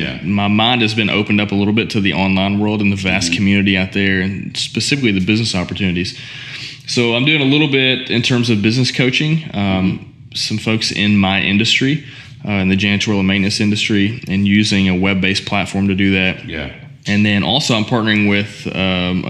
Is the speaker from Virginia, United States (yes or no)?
no; Owensboro, Kentucky, United States; also born or lived in Nashville, Tennessee; my family owned a janitorial and maintenance company mm-hmm. back in my hometown of Owensboro